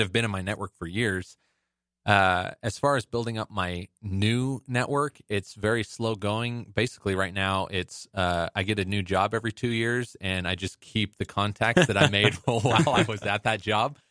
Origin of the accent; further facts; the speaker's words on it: Las Vegas, Nevada, United States; I grew up in Vegas